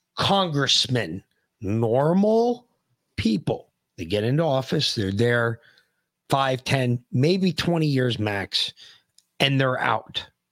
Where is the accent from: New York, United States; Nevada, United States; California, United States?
New York, United States; New York City; We grew up in New York City.